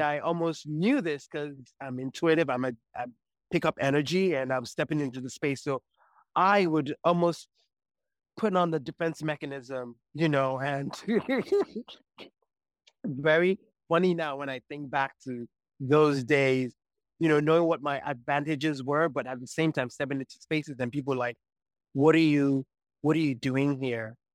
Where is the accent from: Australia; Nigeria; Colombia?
Nigeria; moved away as an adult; also born or lived in United States; born in the U S, grew up in Nigeria, and then once I was eighteen, moved to the U S and was there till I was well into my forties